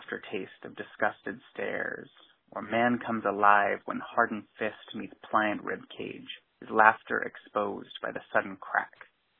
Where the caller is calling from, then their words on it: Salem, Oregon, United States; I'm calling from Salem, Oregon.